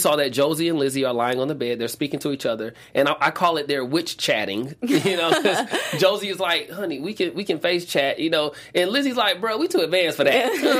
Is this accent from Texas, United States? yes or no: no; Atlanta, Georgia, United States; I'm from Atlanta.